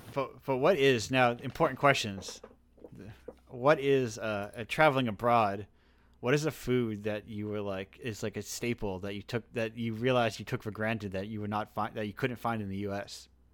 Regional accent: Massachusetts, United States; I'm specifically from Massachusetts

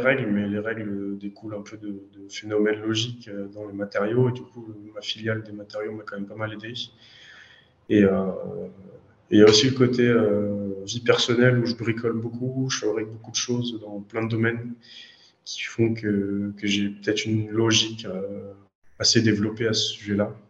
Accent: Orléans, Centre-Val de Loire, France; je suis d'Orléans en France, c'est euh, on va dire 100 km au sud de Paris. je suis né ici, j'ai fait mes études ici

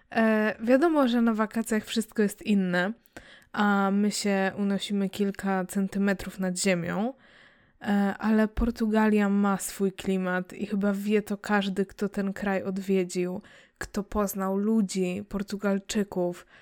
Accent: Łódź, Łódź Voivodeship, Poland; wychowałam się w mieście, mm, chociaż i tak wcześniej się wyprowadziliśmy pod, pod Łódź

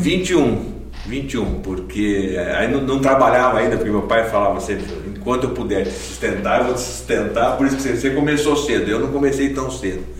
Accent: São Caetano do Sul, São Paulo, Brazil; also born or lived in Campinas; a minha infância, eu morava em São Paulo, em São Caetano, e desde pequenininho a, a nossa igreja em São Caetano era a igreja metodista

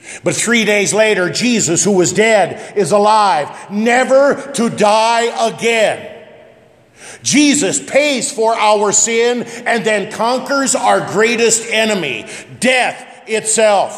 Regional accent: West Point, Nebraska, United States; growing up in West Point, Scribner is as obscure as you can get

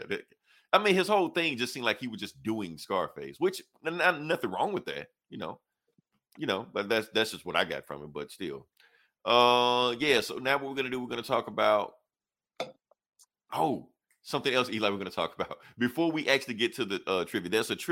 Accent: the South, United States; I'm from the South, so it's like a religion down here

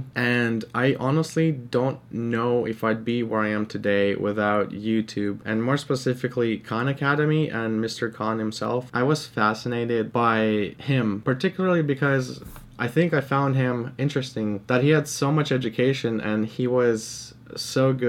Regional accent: Canada; English is a second language; growing up as an immigrant in Canada

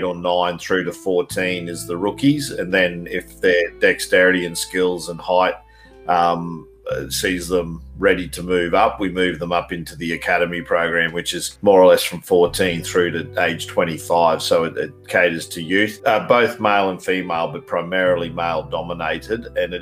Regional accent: Australia; accent: Australian; also born or lived in Queensland, Australia; I'm a Australian by all accounts. You can hear the voice.

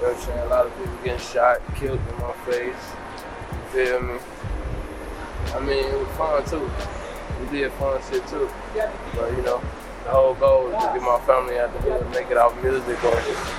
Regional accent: Chicago, Illinois, United States; I grew up in Chicago, born and raised.

